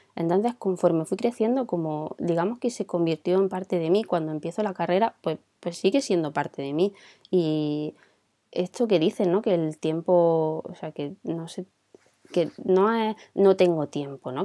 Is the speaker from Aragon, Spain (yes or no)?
no; Granada, Andalusia, Spain; Yo vengo de Granada